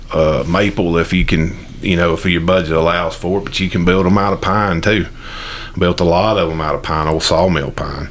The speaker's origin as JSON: {"language": "English", "area": "Paulding County", "region": "Georgia", "country": "United States", "tie": "born or raised there", "said": "born and raised in Paulding County, lived in Burnt Hickory for most of my life"}